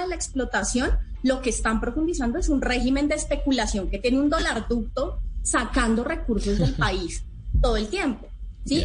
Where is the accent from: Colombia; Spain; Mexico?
Colombia; todas y todos como colombianos